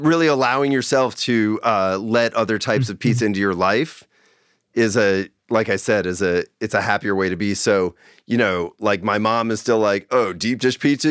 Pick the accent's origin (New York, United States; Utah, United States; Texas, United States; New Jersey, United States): New York, United States; Long Island; now in Bay Area, United States; I grew up in New York